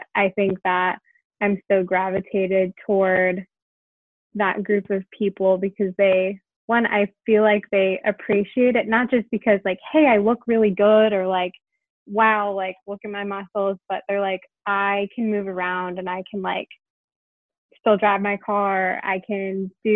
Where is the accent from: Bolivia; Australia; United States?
United States; Connecticut; I grew up in Connecticut